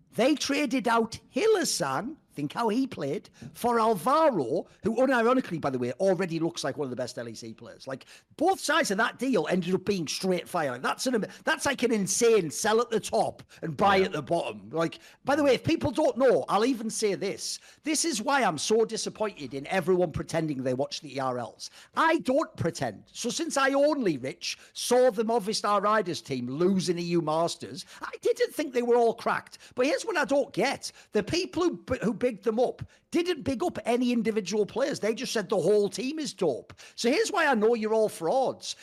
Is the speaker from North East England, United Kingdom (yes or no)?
yes; the Northeast, North East England, United Kingdom; I come from the Northeast